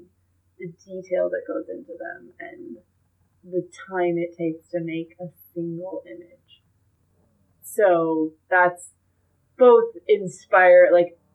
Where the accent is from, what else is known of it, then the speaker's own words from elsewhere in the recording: Fort Wayne, Indiana, United States; I'm from Fort Wayne